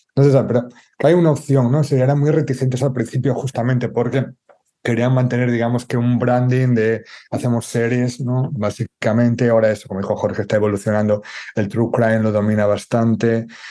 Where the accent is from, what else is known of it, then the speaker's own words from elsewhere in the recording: Galicia, Spain; como gallego